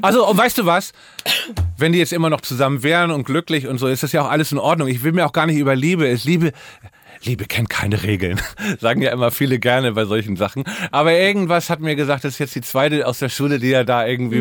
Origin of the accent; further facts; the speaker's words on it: Hamburg, Germany; also born or lived in Norderstedt area; now in Berlin, Germany; bin in Hamburg mitten im Herzen von Eimsbüttel, St. Pauli aufgewachsen.